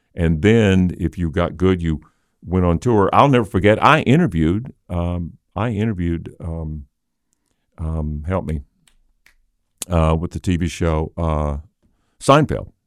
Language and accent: English; Little Rock, Arkansas, United States; I grew up in Hillcrest, which is about twenty-five minutes from here